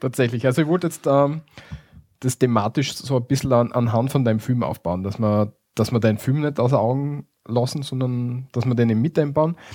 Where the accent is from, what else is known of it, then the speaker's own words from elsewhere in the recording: Austria; bei uns in Österreich